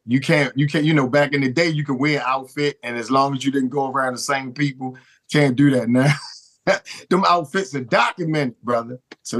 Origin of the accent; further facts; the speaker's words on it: Baltimore, Maryland, United States; I grew up in the Douglas Projects, man. I was born in Flag House Projects. And then when I turned 4, we moved up in the same housing projects that my grandmother lived in, Douglas Projects.